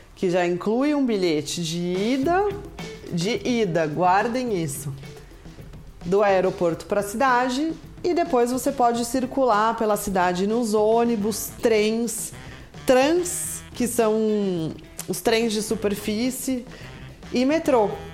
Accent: Brazil; como bom brasileiro

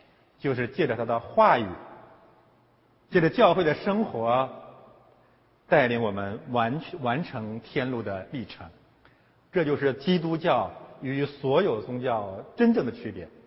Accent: China; now in Canada; 对于中国移民来讲呢，我们从中国来到了加拿大

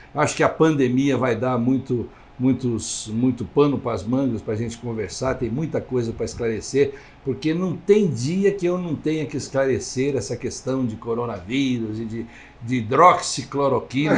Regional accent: São Simão, São Paulo, Brazil; moved away as an adult; na minha cidade pequena, lá em São Simão.

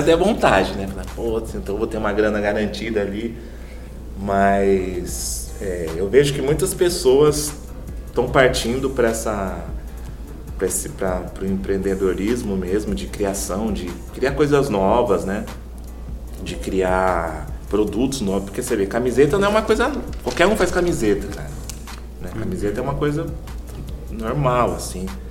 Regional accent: São Paulo, Brazil; moved away as an adult; now in Campo Grande, Brazil; Sou de São Paulo e vim trabalhar aqui em Campo Grande, e vim mudei para Campo Grande.

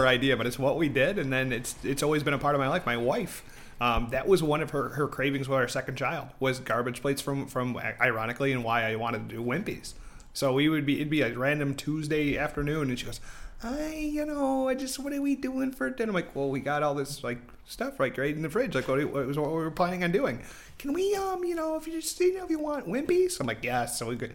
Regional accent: Rochester, New York, United States; born and raised in Rochester

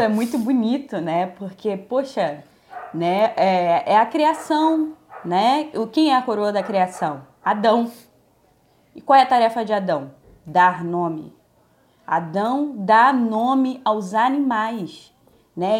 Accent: Minas Gerais, Brazil; now in Rio de Janeiro, Brazil; Eu, eu fui criada em Minas, depois vim para o Rio

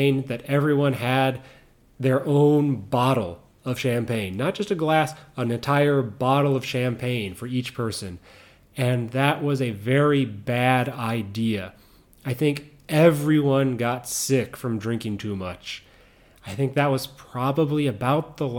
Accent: Chicago, Illinois, United States; Chicago, my hometown, whatever, if you'll call it my hometown

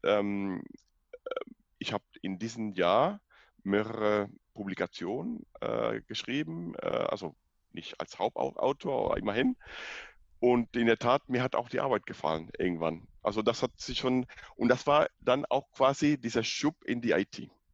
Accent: Cuba; German is a second language; moved away as an adult; also born or lived in Dresden; ich bin in Kuba geboren, aufgewachsen, Abitur in Kuba gemacht.

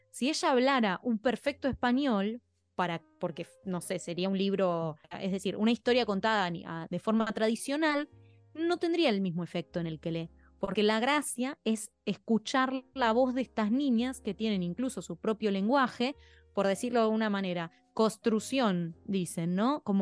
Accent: Spain; En España eso es mucho más pesado, porque somos españoles y tenemos que usar nuestro idioma como bandera

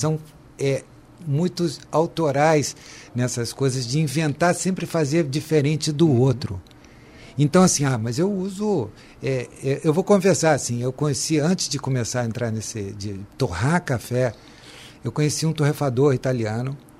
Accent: Brazil; fazemos a diferença como brasileiros, né? Eu tenho muito orgulho de ser brasileiro

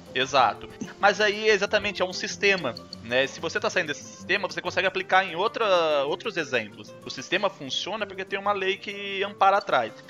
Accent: Brazil; now in Canada; eu sou brasileiro

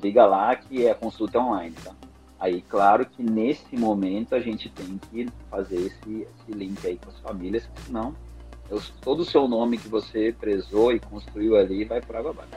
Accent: Mato Grosso do Sul, Brazil; eu sou do Mato Grosso do Sul

